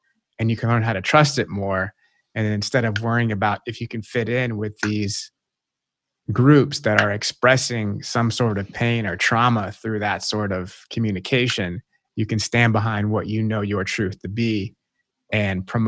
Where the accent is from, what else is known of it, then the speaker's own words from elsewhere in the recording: the South, United States; I grew up in the South